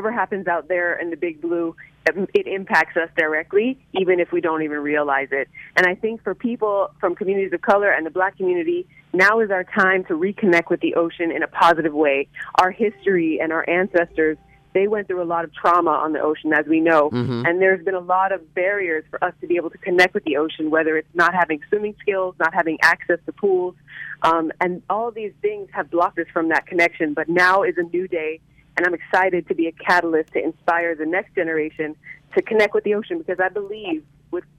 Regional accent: Miami, Florida, United States; I grew up in Miami, Florida. I'm a South Florida baby. This has been home since day one

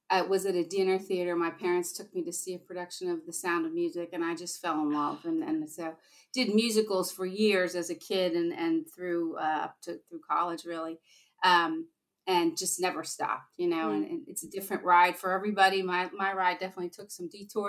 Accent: Valley Forge, Pennsylvania, United States; also born or lived in New York City; I'm originally from this area. I grew up in Valley Forge.

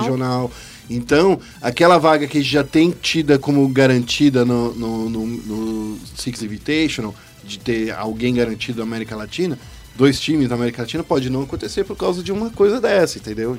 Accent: São Paulo, Brazil; also born or lived in Campo Limpo, São Paulo; Eu nasci no Capão Redondo.

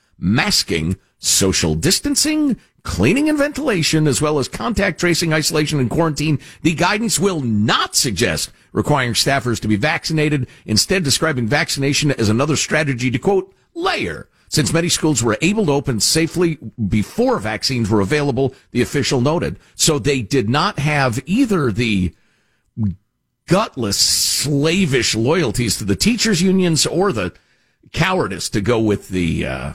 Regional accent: Illinois, United States; moved away; also born or lived in New Jersey; I grew up in Illinois

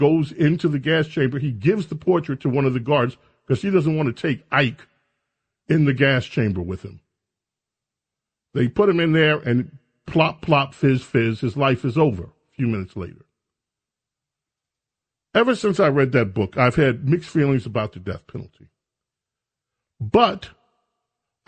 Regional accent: Buffalo, New York, United States; moved away; I was born in Buffalo, New York.

